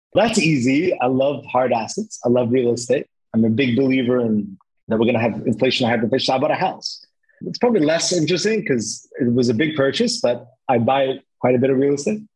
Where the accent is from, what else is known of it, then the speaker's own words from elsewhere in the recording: Lebanon; now in Cyprus; I come originally from Lebanon